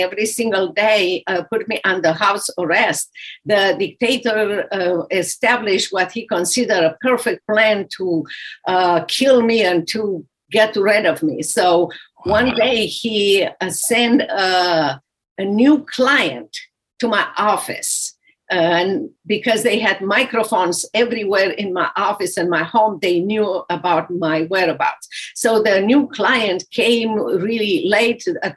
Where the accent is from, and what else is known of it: Romania; English is a second language; moved away as an adult; also born or lived in Dallas, Texas; now in United States